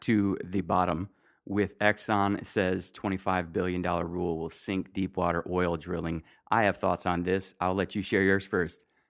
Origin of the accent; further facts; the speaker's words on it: Michigan, United States; I'm from Michigan